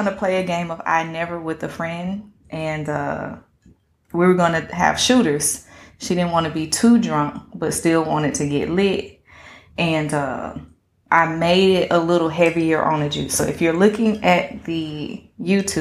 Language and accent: English; Atlanta, Georgia, United States; I'm actually from Vine City